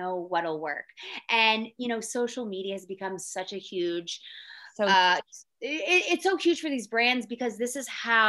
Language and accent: English; Philadelphia, Pennsylvania, United States; moved away; I'm born and raised in Philly